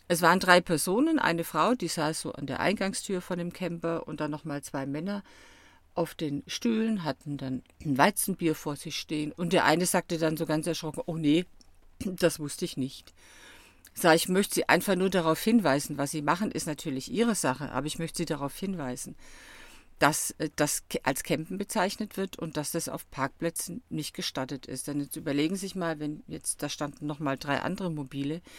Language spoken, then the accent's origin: German; Stuttgart, Baden-Württemberg, Germany; born there; Also übrigens, ich bin hier in Süddeutschland geboren, also hier gerade um die Ecke in Stuttgart.